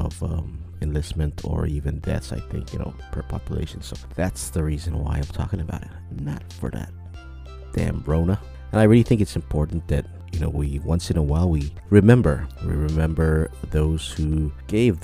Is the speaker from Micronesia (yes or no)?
yes; Micronesia; I did serve in the U.S. military, as a lot of Micronesians have